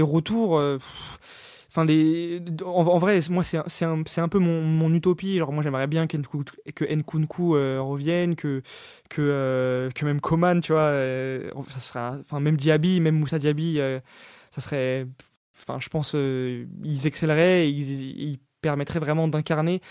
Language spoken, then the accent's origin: French; Île-de-France, France; also born or lived in Paris; je suis né à Paris, j'ai grandi en Ile-de-France